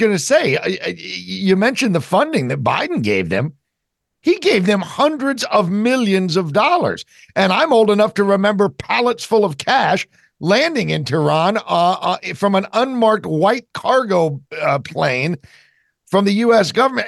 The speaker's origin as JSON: {"language": "English", "region": "New Jersey", "country": "United States", "said": "I'm from New Jersey"}